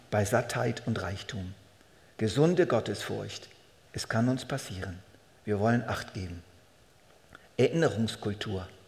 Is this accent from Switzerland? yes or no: yes; Switzerland; Das ist einfach nun mal unsere Verpflichtung als Schweizer.